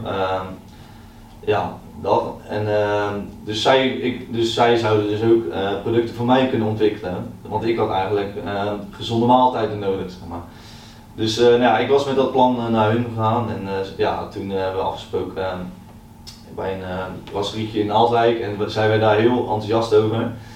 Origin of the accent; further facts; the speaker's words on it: Naaldwijk, South Holland, Netherlands; ik ben heel opgegroeid in uh, Naaldwijk, eh, tussen de kassen.